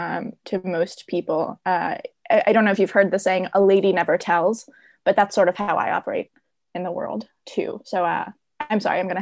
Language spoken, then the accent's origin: English; Poland; now in United States; We grew up in a small town in Poland, actually. It was only in the late 20th century when we came to America.